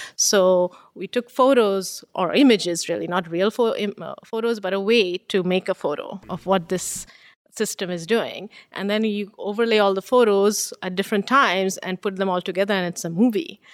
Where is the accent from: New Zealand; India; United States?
India; Bengal; now in Canada; being born and raised in India